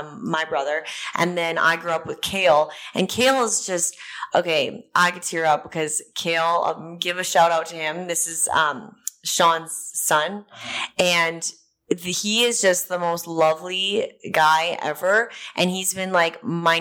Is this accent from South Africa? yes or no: no; Canada; moved away as an adult; now in Nashville, United States; I'm from the Rocky Mountains